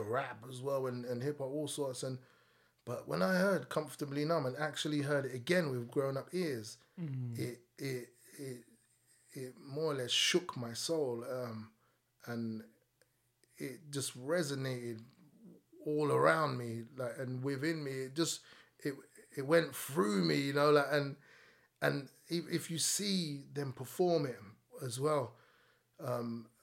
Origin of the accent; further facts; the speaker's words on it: London, United Kingdom; I grew up in Packet and Estate, which is Islington.